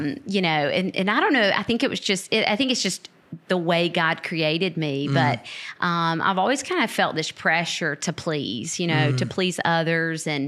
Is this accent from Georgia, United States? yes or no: yes; Lavonia, Georgia, United States; moved away as an adult; now in Americus, United States; I grew up in Northeast Georgia in a little town called Livonia, not Lithonia, okay. Livonia.